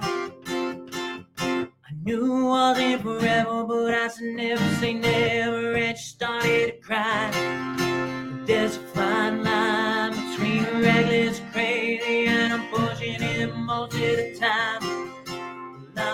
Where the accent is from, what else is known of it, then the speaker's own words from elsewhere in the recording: Pittsburgh, Pennsylvania, United States; It's where I grew up in Pittsburgh, where I'm from